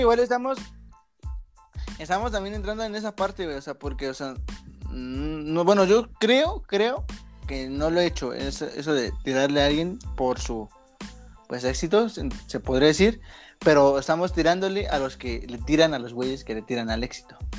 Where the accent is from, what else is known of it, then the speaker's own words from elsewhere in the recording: Mexico; somos de la parte de mexicano promedio